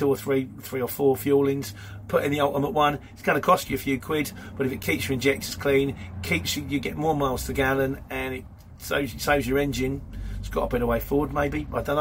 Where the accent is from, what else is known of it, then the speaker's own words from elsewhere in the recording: Luton, East of England, United Kingdom; I was born in Luton